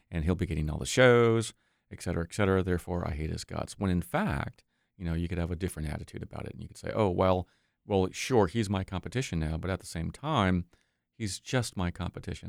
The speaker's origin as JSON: {"language": "English", "region": "New York", "country": "United States", "tie": "born or raised there", "moved": "yes", "said": "growing up in New York"}